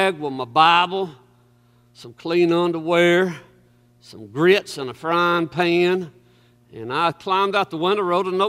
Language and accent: English; Society Hill, Alabama, United States; Growing up in Society Hill, Alabama, poor country boy